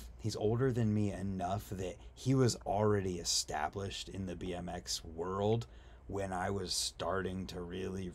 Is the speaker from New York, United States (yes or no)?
no; Wooster, Ohio, United States; In a town called Worcester, Ohio